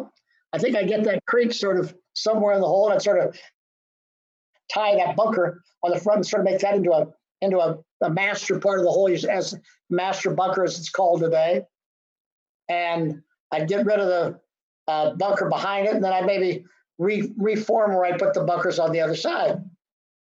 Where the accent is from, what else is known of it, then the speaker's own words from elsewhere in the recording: Columbus, Ohio, United States; I grew up at Scioto in Columbus